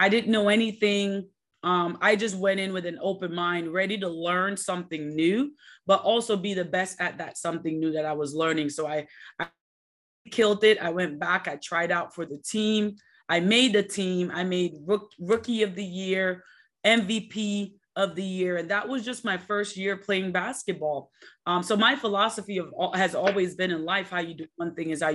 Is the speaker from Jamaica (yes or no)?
yes; Jamaica; now in United States; I was born and raised in Jamaica